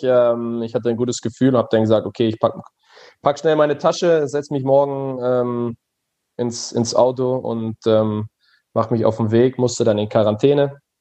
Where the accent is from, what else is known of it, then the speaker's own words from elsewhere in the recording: Germany; moved away as an adult; now in Belgium; meiner Heimat äh, nahezu äh, der niederländischen Grenze